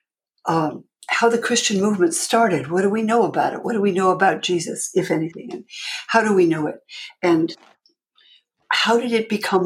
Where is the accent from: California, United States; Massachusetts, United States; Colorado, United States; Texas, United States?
California, United States; Palo Alto; moved away as an adult; also born or lived in New York; I grew up in Palo Alto in California